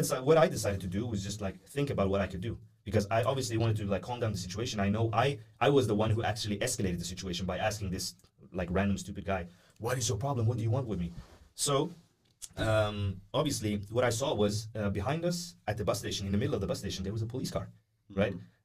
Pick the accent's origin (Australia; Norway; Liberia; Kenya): Norway; born there; yeah born, I was, I was born here in Norway.